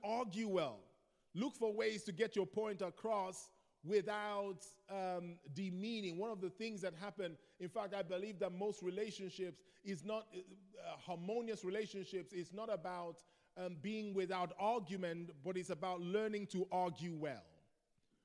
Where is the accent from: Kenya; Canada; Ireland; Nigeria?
Nigeria; moved away; I grew up in Nigeria. In Nigeria, we're more expressive